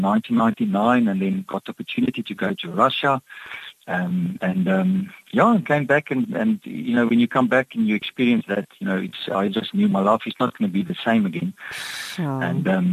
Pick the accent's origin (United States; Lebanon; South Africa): South Africa; Cape Town, Western Cape; also born or lived in Kimberley, Northern Cape; now in Hermanus, South Africa; I was born in Kimberley in the Northern Cape. And but it was about 5 years old that we moved to the northern suburbs. So I grew up in an area called Stellenberg